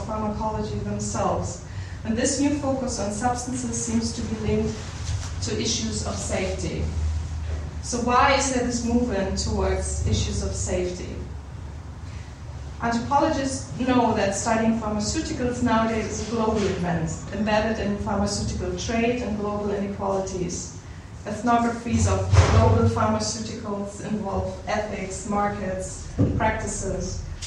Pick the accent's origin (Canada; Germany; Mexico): Germany; moved away as an adult; also born or lived in Darjeeling, India / Berlin, Germany; I'm from Germany, and I came here in 2002